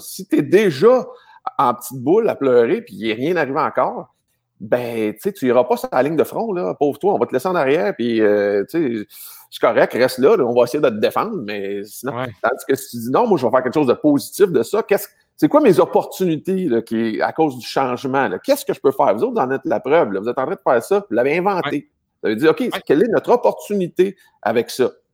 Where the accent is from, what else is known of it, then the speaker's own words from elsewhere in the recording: Montreal, Quebec, Canada; on vient du Québec, tu sais, Montréal